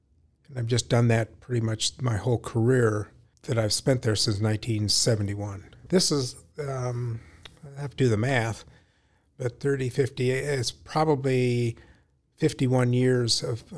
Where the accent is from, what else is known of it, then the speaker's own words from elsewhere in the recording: Ames, Iowa, United States; I grew up in Ames. I was born here.